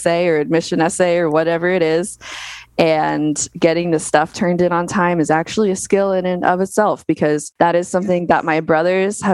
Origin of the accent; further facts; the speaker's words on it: Las Vegas, Nevada, United States; I was born and raised in Las Vegas